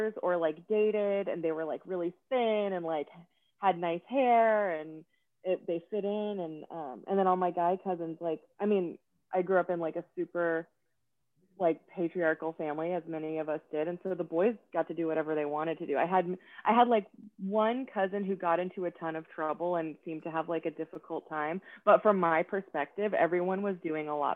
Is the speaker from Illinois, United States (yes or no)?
no; Atlanta, Georgia, United States; moved away as an adult; also born or lived in San Francisco / Austin; I grew up in Atlanta and I'm an only child